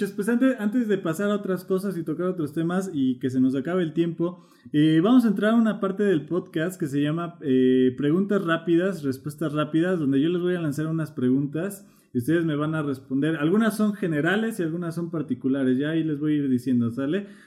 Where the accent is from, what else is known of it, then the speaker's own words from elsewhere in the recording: Colombia; tomamos café. Eh, como, buenos colombianos, ¿no?